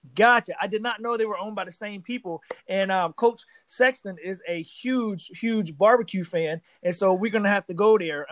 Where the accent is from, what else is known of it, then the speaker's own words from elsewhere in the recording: South Carolina, United States; I am from South Carolina